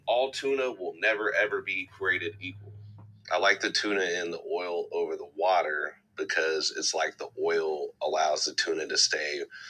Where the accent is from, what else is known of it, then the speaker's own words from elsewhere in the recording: Lawrence, Kansas, United States; I'm from Lawrence, Kansas, which is the middle of nowhere. It's farms and country stuff is very, very quiet.